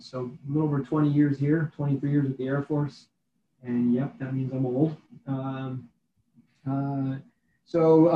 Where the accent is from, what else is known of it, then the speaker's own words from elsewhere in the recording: Wisconsin, United States; moved away as an adult; now in Missouri, United States; I'm originally from Wisconsin. I was in a rural community in Wisconsin. It was where I grew up